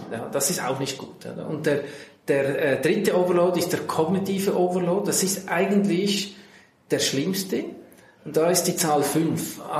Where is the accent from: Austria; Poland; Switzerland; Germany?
Switzerland; Central Switzerland; Ich bin in der Innerschweiz in einem Landgasthof aufgewachsen, habe dann Kfz-Mechaniker gelernt, dann Diplom-Ingenieur gemacht